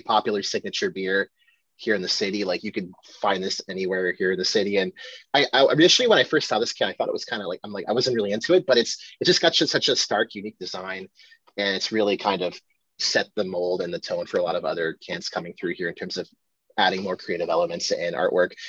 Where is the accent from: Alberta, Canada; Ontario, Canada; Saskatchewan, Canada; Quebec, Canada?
Ontario, Canada; Ottawa; It's from my hometown